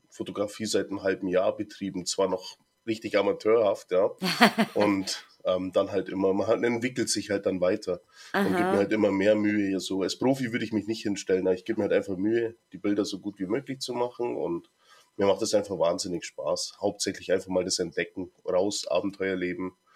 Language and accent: German; Bavaria, Germany; Und ja, also ich komme aus Bayern und da erzählen halt dann manche, weißt du, so alte Sagen und Legenden und Geschichten und sowas, so eine alte Kapelle und.